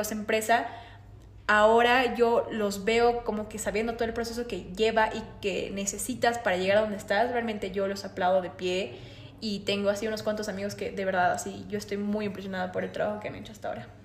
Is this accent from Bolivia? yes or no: yes; Bolivia; Acá los emprendedores bolivianos